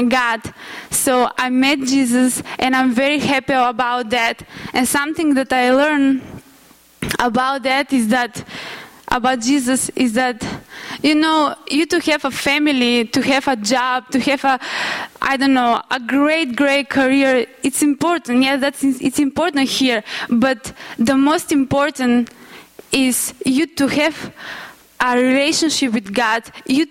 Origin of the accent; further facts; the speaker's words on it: North Macedonia; moved away; I'm from Macedonia